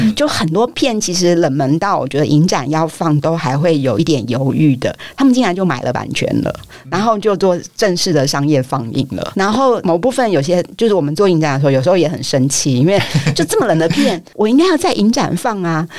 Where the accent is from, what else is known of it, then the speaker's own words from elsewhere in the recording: Taipei, Taiwan; 我很庆幸我是台北人